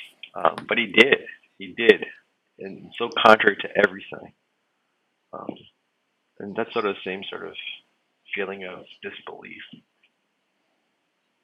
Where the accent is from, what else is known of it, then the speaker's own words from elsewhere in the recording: New York, United States; as a New Yorker